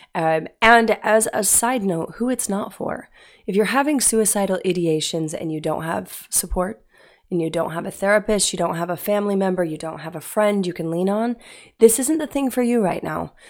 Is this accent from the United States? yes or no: yes; Utah, United States; I grew up in Utah.